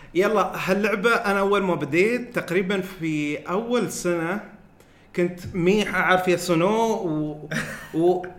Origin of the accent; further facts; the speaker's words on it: Al Ain, Abu Dhabi, United Arab Emirates; عندنا المول في في العين